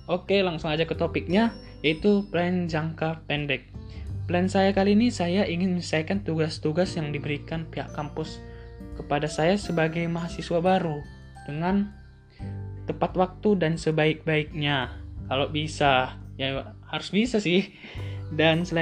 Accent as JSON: {"language": "Indonesian", "town": "Pematang Siantar", "region": "North Sumatra", "country": "Indonesia", "said": "Saya berasal dari Kota Pematang Siantar, Provinsi Sumatera Utara."}